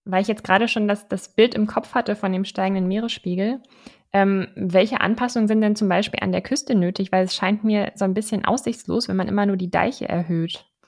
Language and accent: German; Germany; bei uns in Deutschland